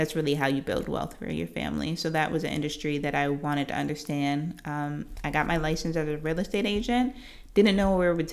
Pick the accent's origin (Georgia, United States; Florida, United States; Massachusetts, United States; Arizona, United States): Georgia, United States; Norcross; also born or lived in New Jersey; I'm from Georgia, born in Northside Hospital. I grew up in Norcross, spent a couple years in New Jersey, but I graduated from Norcross High School